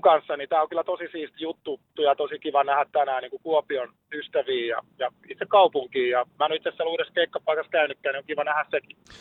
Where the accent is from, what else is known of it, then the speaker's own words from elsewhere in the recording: Lahti, Päijät-Häme, Finland; meillä Lahdessa